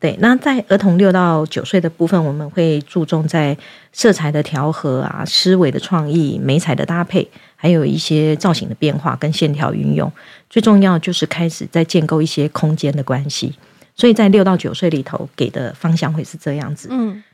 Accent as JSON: {"language": "Chinese", "region": "Yunlin County", "country": "Taiwan", "tie": "born or raised there", "said": "我自己本身是云林农家子弟长大的"}